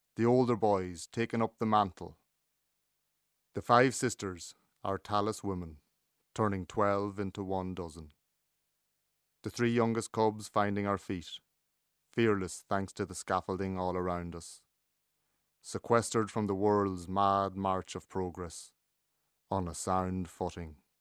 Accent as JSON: {"language": "English", "area": "North Leitrim", "region": "Connacht", "country": "Ireland", "tie": "born or raised there", "said": "When I was growing up in North Leitrim, we were expected to turn out a couple of hundred pyramids of turf a day"}